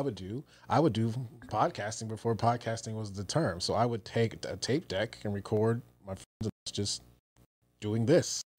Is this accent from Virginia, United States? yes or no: yes; Newport News, Virginia, United States; moved away; I'm originally from Virginia, Newport News, Virginia